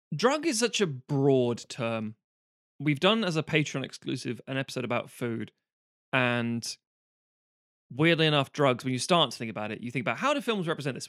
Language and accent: English; Ireland; also born or lived in England; now in United Kingdom; I'm saying this as an Irish person.